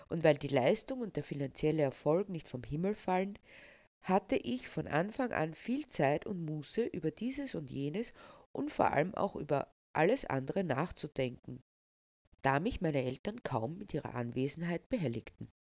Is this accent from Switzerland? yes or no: no; Lower Austria, Austria; born there; now in Burgenland, Austria; Ich wurde 1972 in Niederösterreich geboren, um nach einigen Irrungen und Wirrungen nun als aktivistische Schriftstellerin meinen Lebensabend zu verbringen, vorerst im idyllischen Burgenland.